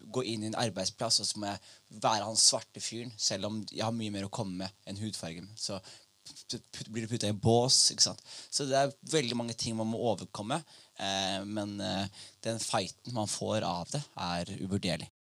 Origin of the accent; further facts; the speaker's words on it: Skien, Telemark, Norway; Jeg vokste opp i Skien.